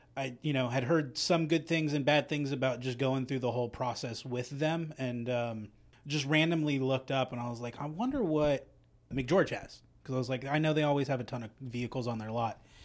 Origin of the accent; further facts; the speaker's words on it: Central California, United States; moved away; I grew up in Central California